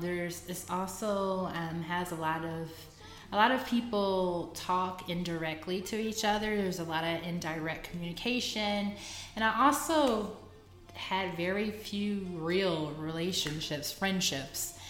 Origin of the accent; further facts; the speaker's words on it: Fort Worth, Texas, United States; moved away as an adult; also born or lived in Brazil / South Korea; now in China; I'm from Fort Worth, Texas.